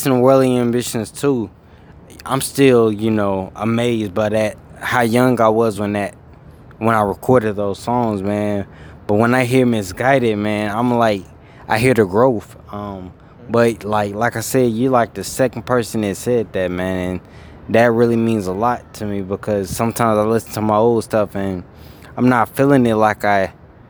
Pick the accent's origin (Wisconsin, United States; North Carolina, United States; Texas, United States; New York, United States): North Carolina, United States; Charlotte; also born or lived in Sierra Vista, Arizona; I was born in Sierra Vista, Arizona, because my father was in the military. He was a sergeant in the U.S. Army. And then once he got shipped off to, I believe, Iraq, that's when me and mom came back to Charlotte, because that's actually where they met first time. So when we came back to Charlotte when I was one or two